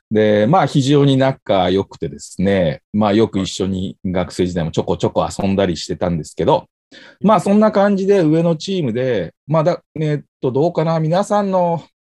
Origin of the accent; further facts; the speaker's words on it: Tokai, Japan; 地元の東海リーグ